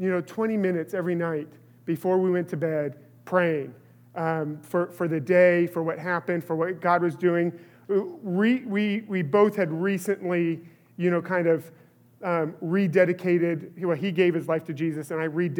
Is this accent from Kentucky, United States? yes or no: no; California, United States; I grew up in California